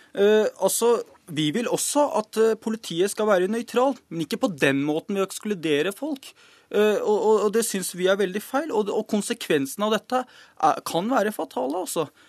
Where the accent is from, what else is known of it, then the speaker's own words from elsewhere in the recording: Norway; så er jeg født og oppvokst her i Norge